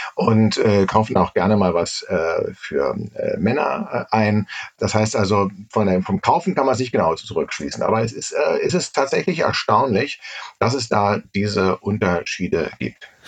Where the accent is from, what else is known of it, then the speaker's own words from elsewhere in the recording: Berlin, Germany; als Berliner